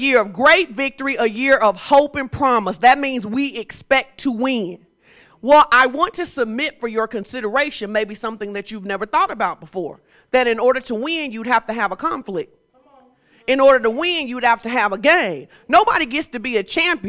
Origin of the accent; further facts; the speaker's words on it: Fordyce, Arkansas, United States; I'm from Fordyce, okay? And I grew up in a place where my grandma was like